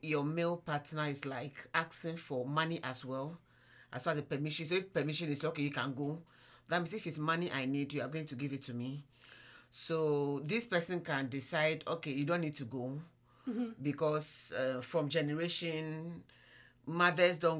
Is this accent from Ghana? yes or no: yes; Ghana; from Ghana